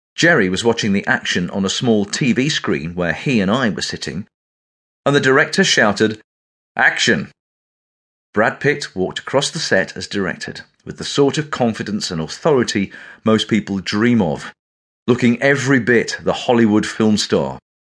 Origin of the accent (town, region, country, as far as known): England, United Kingdom; accent: English